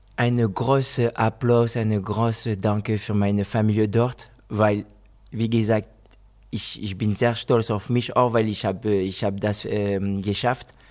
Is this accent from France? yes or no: yes; France; German is a second language; moved away as an adult; also born or lived in Guinea / Spain; now in Germany; Ich bin Franzose, geboren in Frankreich.